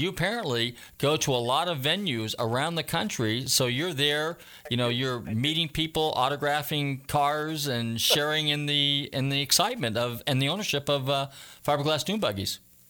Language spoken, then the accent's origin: English; Northern California, United States; I'm from Northern California